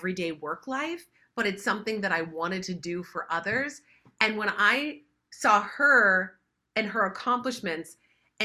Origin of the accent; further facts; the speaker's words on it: West Virginia, United States; now in Los Angeles, United States; I grew up in West Virginia in the mountains